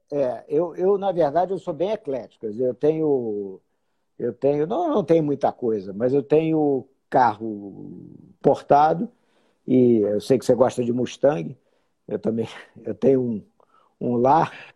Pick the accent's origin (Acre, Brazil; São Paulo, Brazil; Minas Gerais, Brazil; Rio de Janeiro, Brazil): Rio de Janeiro, Brazil; moved away as an adult; now in Brasília, Brazil; sou carioca, moro em Brasília né, já há muitos anos, desde 79.